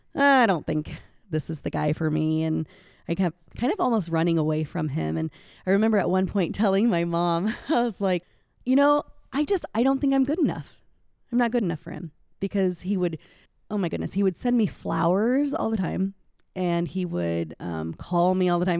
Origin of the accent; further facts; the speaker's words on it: Indianola, Iowa, United States; I grew up here in Indianola, out on R sixty-three Highway, born and raised